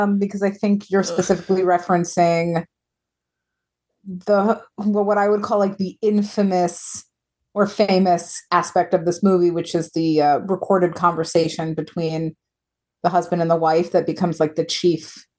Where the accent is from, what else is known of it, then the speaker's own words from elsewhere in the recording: United States; We're American.